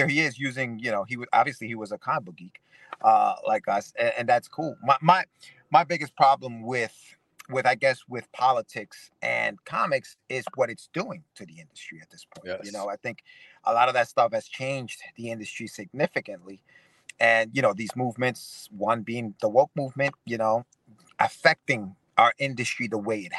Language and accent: English; Ecuador; now in United States; I'm an immigrant from Ecuador